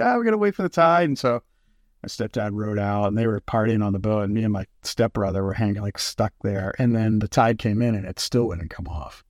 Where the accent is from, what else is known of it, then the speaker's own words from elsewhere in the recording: East Coast, United States; also born or lived in Cape Cod; now in Puget Sound, United States; I grew up on the East Coast. My folks are still there. We have a place on the, on Cape Cod.